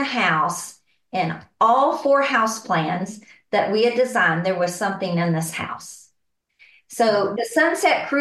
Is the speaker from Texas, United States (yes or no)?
yes; San Angelo, Texas, United States; I am from San Angelo, Texas, and born and raised here